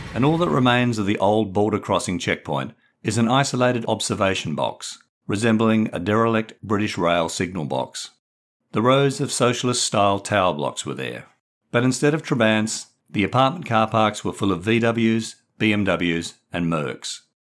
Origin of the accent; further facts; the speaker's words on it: Perth, Western Australia, Australia; moved away as an adult; also born or lived in England; growing up in distant Perth, Western Australia